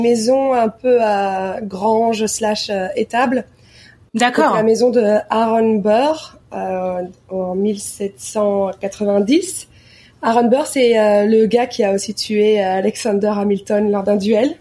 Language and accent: French; Belgium; moved away as an adult; now in New York, United States; en tant que Belge